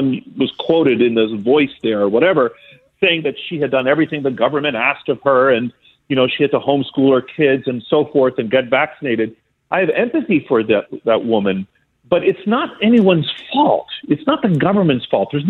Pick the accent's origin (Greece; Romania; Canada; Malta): Greece; moved away; I grew up in Greece as a small boy